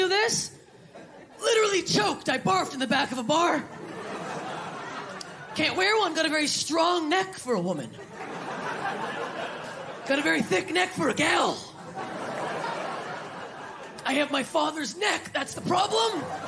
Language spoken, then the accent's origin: English; Canada; I'm Canadian. You're welcome.